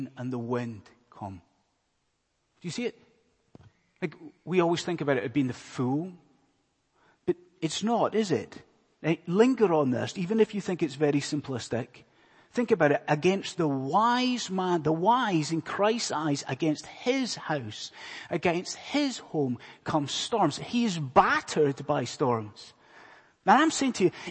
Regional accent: Scotland, United Kingdom; moved away; my accent's probably giving it away, but I am not from around these parts. I'm from a land far away called Scotland

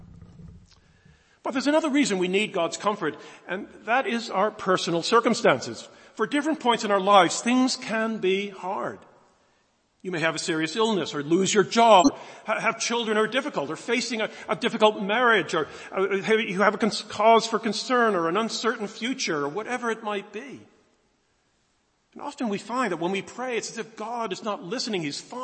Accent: United States; moved away as an adult; now in United Kingdom; I'm an American, as you might pick up originally. Came here a long time ago, 1976, as a student

